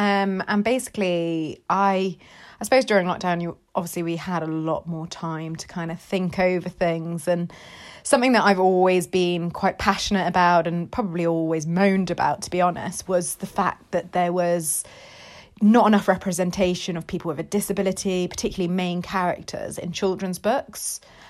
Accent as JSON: {"language": "English", "region": "Dubai", "country": "United Arab Emirates", "tie": "born or raised there", "said": "it's basically kind of my life growing up in Dubai"}